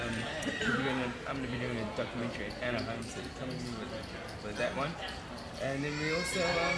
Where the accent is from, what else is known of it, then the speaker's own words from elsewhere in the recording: New Zealand; Especially working with a fellow Kiwi as well.